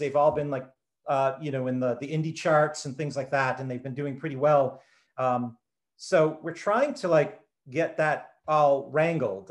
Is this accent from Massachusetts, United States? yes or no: yes; Taunton, Massachusetts, United States; also born or lived in Fort Worth, Texas; my family they moved up uh, to the southeast part of Massachusetts when I was just a baby and I grew up uh, in the you know the Taunton Fall River area